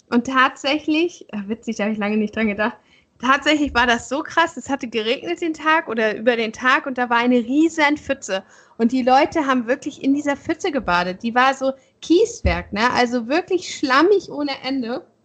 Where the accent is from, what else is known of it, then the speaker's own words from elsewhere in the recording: Schleswig-Holstein, Germany; so als Schleswig-Holsteiner brauchst du ja nicht unbedingt eine Karte, sondern du fährst einfach mal nur so dahin.